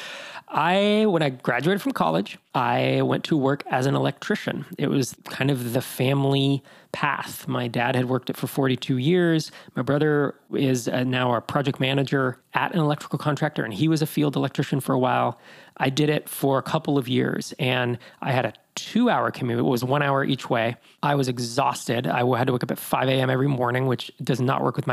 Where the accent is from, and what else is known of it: Bay Area, California, United States; born or raised there; moved away as an adult; also born or lived in Sacramento